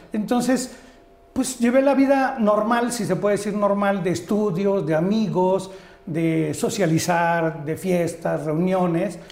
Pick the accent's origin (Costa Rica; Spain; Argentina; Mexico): Mexico; Orizaba, Veracruz; born or raised there; now in Mexico City, Mexico